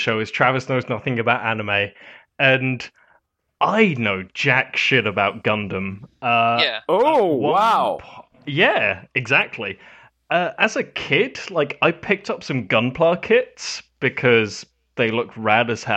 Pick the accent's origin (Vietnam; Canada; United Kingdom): United Kingdom; as a British person